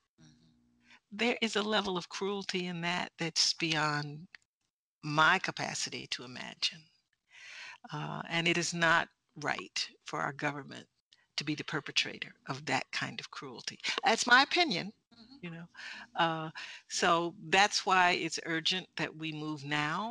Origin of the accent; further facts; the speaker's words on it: United States; I'm from America